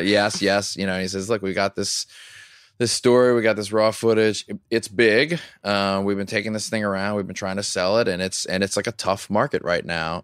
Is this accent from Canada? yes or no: no; Louisiana, United States; I grew up in Louisiana